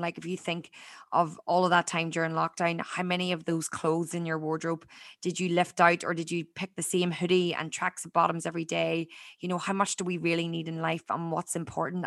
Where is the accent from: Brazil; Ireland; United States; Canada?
Ireland; born or raised there; moved away as an adult; now in Australia